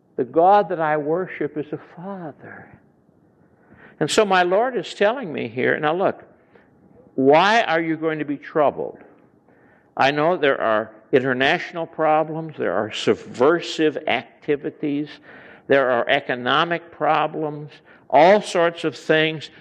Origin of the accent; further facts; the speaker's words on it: Chicago, Illinois, United States; I come from Chicago area